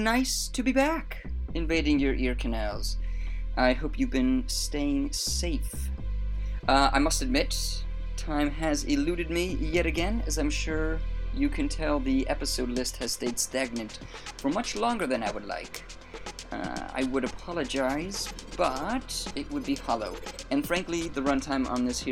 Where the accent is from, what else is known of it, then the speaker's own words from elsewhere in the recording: Maryland, United States; now in England, United Kingdom; I'm also from Maryland.